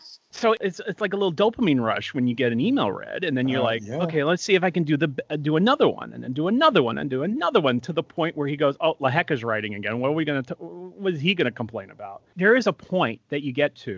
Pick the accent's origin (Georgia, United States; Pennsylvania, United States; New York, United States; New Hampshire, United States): New York, United States; Long Island; also born or lived in Dayton, Ohio / Saratoga Springs, New York; I was born in New York City, lived on Long Island for most of my life